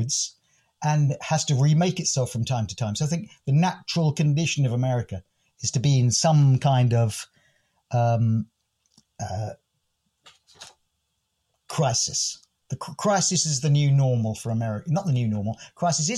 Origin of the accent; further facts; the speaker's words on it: England, United Kingdom; accent: English; my most English accent